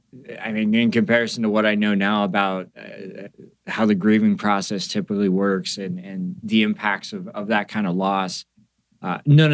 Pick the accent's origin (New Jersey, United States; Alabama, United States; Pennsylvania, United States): Pennsylvania, United States; I grew up in a small town in Pennsylvania